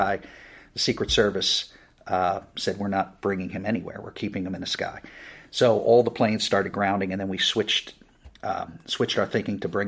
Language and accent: English; New Jersey, United States; moved away; I'm originally from New Jersey, which is right across the river from Manhattan